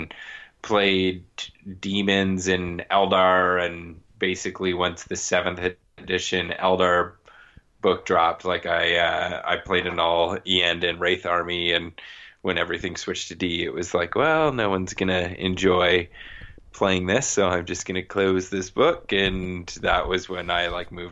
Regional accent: Toronto, Ontario, Canada; moved away as an adult; also born or lived in West Coast, Canada; I'm originally from Ontario, Canada, from the Toronto area. I mean, moved out to the West Coast and about 10 years ago

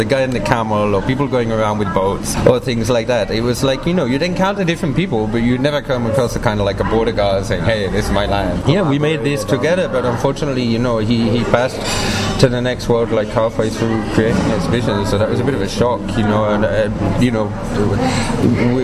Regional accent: England, United Kingdom; moved away as an adult; also born or lived in Sinai, Egypt; I was born and raised in England

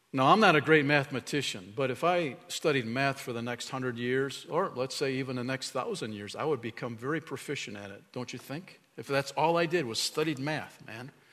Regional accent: Chicago, Illinois, United States; moved away; when I was a little dude growing up in Chicago area

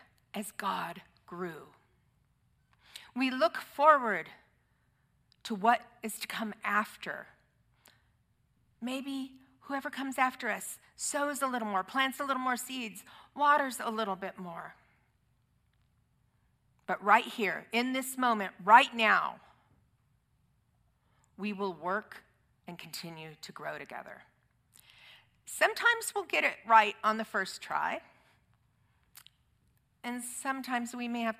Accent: Southern California, United States; moved away as an adult; also born or lived in Orange County, California / Texas; I grew up in Southern California

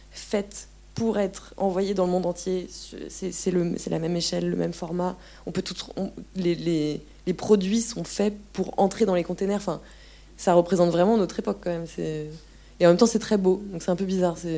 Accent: France; moved away; Et en même temps, moi je venais de la France où c'était l'austérité mais pas vraiment pareil quand même

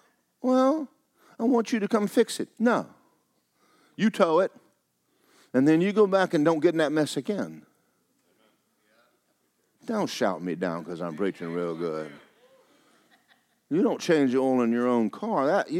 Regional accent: Georgia, United States; I was raised in Georgia.

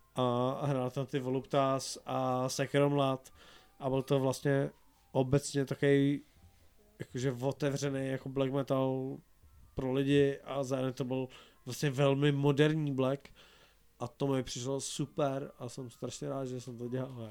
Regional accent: Silesia, Czechia; já jsem jako ze Slska

